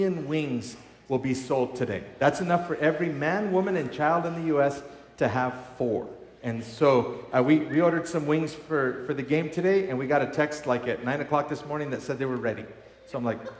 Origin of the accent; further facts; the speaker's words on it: Colorado, United States; I grew up here in Colorado